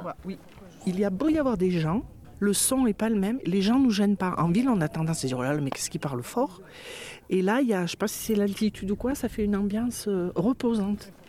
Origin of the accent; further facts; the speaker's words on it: Rhône Valley, France; now in Montpellier, France; nous, on est originaire de la vallée du Rhône